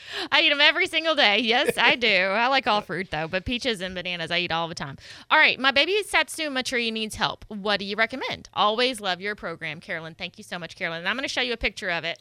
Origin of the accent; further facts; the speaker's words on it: Little Rock, Arkansas, United States; I grew up in Little Rock, Arkansas